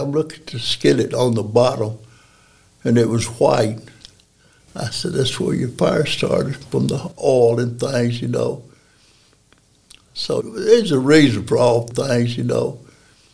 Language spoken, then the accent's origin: English; Decatur, Alabama, United States; moved away as an adult; now in Athens, United States; I'm from Decatur. I was born, raised in Decatur